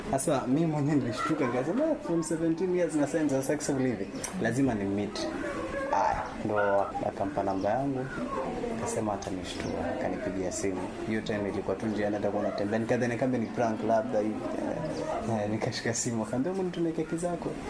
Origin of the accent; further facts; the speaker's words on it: Likoni, Mombasa County, Kenya; Nimetoka maeneo ya Likoni.